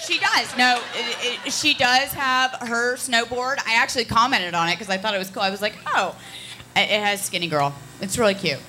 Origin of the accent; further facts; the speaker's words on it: Connecticut, United States; moved away; also born or lived in Ohio; I'm from Connecticut and then Ohio